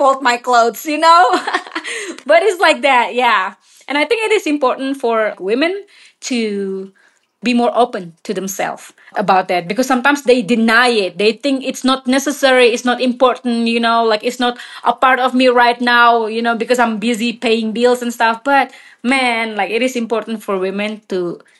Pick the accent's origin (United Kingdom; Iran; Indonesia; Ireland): Indonesia; now in Colorado, United States; I'm from Indonesia originally and live in Colorado.